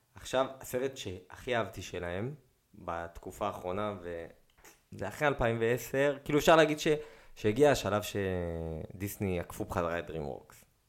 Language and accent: Hebrew; Israel; אמרתי לו, "ישראל."